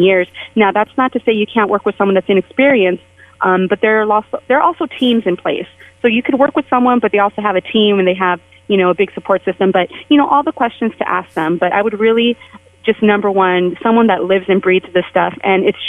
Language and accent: English; San Jose, California, United States; moved away as an adult; also born or lived in San Francisco; now in Las Vegas, United States; I was mostly raised in San Jose, but I moved to San Francisco before I came to Las Vegas